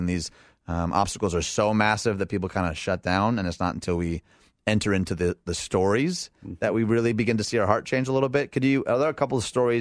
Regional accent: outside Detroit, Michigan, United States; moved away as an adult; also born or lived in Elgin, Illinois; I was raised outside Detroit

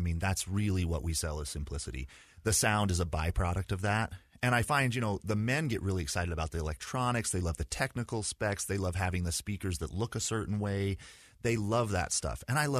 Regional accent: Provo, Utah, United States; So I was born in Provo and went to high school, or excuse me, started with kindergarten when I met Heather for the first time. So we grew up in kind of the same neighborhood. I had a pretty stereotypical Utah upbringing

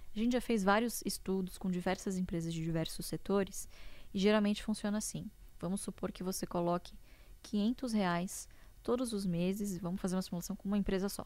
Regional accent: interior of São Paulo, Brazil; eu nasci em São Paulo, mas nós moramos boa parte da minha infância e adolescência no interior de São Paulo

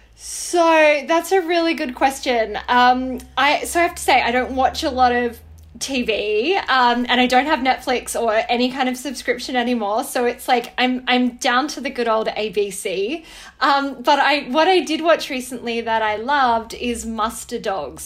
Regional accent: Wangaratta, Victoria, Australia; I grew up in Wangaratta

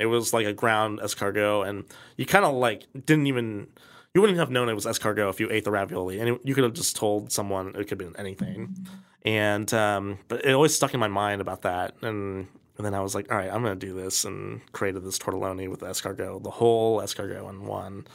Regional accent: Kansas City, Missouri, United States; growing up in Kansas City

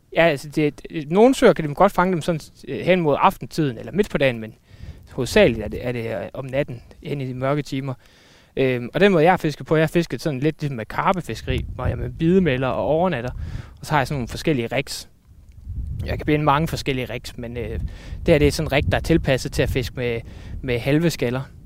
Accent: Randers, Central Denmark Region, Denmark; now in Aarhus, Denmark; nu er jeg flyttet til Aarhus, men jeg, jeg kommer fra Randers

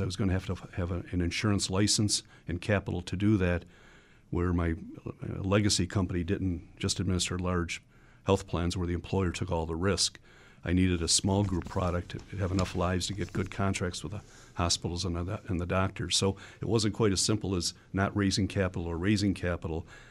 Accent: Buffalo, New York, United States; growing up in the Buffalo area

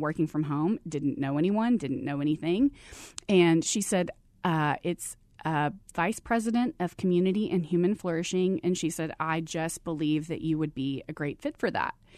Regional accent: Abilene, Texas, United States; moved away as an adult; now in Arizona, United States; I grew up in Abilene, Texas

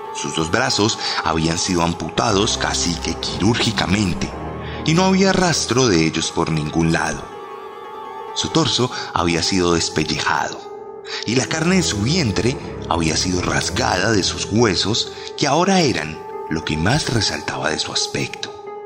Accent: Colombia; lo digo como colombiano

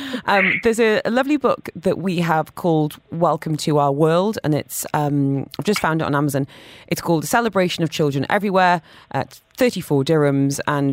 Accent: London, United Kingdom; I grew up in London, lots of diversity, and I've noticed that children from similar backgrounds would group together

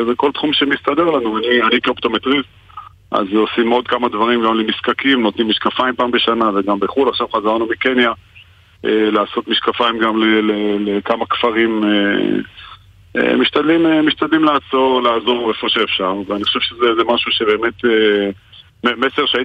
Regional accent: France; Hebrew is a second language; now in Israel; אני גם הייתי חייל בודד, אני באתי מצרפת

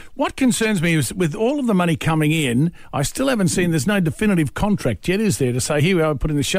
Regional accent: George Town, Tasmania, Australia; my hometown, Georgetown

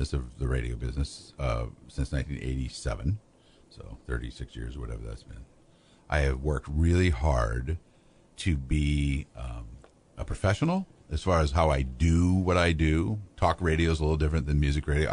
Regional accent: Pekin, Illinois, United States; I grew up in Pekin, so I have a lot of friends I know around here

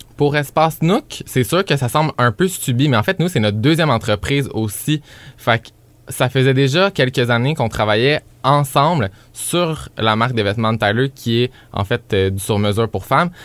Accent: Granby, Quebec, Canada; moved away; revenir ici dix ans plus tard

